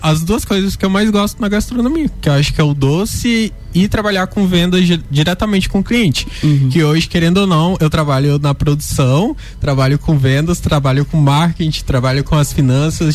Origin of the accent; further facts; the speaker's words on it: northern Pará, Brazil; moved away as an adult; now in Lages, Brazil; eu vim lá do norte do Pará. E, tipo, atravessei o Brasil inteiro pra fazer uma faculdade